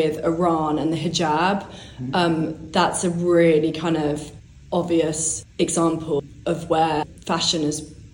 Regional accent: born in London, England, United Kingdom; I was growing up, I was born in London, but I was growing up in the country mainly

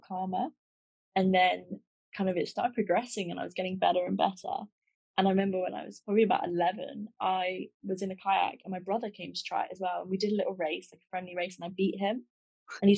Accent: Buckinghamshire, South East England, United Kingdom; I'm from England, Buckinghamshire, and I've grown up kind of a very outdoorsy life

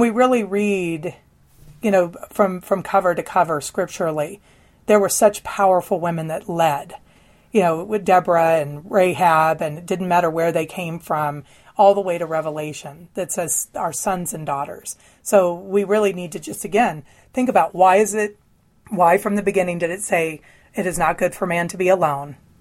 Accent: the Bible Belt, United States; I was raised in the Bible Belt

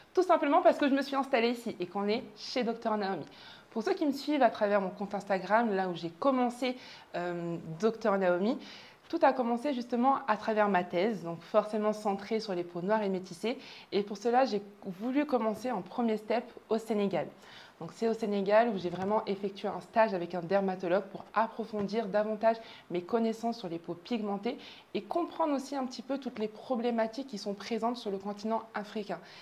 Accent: southern France, France; moved away as an adult; now in Martinique, France; je suis née en Martinique, mais j'ai fait toute ma scolarité, j'ai grandi dans le sud de la France

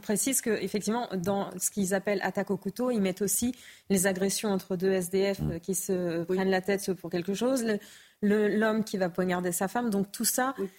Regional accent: France; chez nous en France

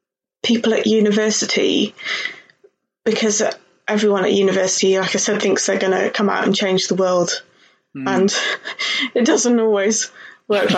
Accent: Cheltenham, South West England, United Kingdom; I grew up in Cheltenham, so in the Cheltenham, Gloucestershire kind of area.

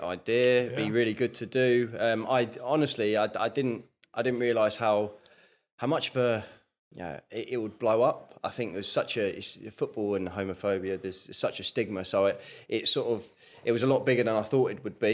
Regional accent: Surrey, South East England, United Kingdom; also born or lived in Middlesbrough / Guildford; from Surrey, growing up in Surrey, so Man United fan

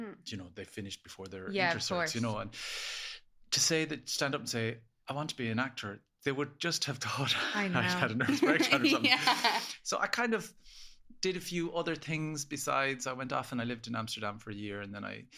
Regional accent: Ennis, Munster, Ireland; now in Dublin, Ireland; I grew up in Ennis, County Clare

